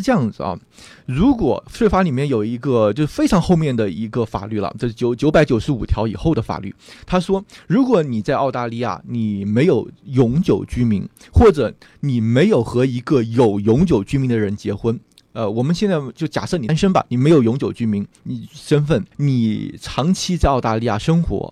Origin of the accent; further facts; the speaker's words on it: China; now in Australia; 我们中国人喜欢买房嘛